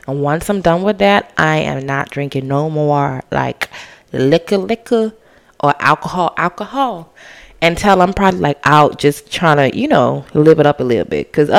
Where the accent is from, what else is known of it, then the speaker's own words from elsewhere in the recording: Bahamas; I'm from the Bahamas.